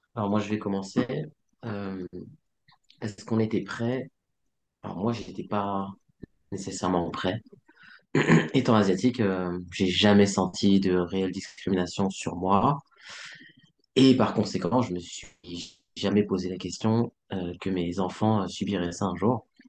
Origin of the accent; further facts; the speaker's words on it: France; comme j'ai grandi en France et que mes parents ne m'ont pas euh, enseigner la langue, ni le mandarin